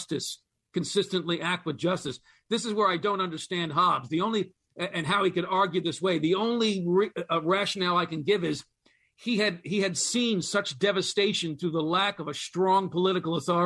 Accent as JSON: {"language": "English", "country": "United States", "said": "as an American"}